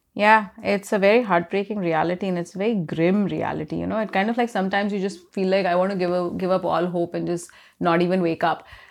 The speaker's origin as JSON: {"language": "English", "country": "India", "tie": "born or raised there", "said": "I grew up in India"}